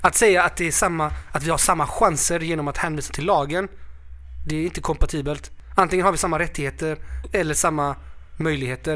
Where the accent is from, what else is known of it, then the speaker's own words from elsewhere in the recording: Sweden; jag är född i Sverige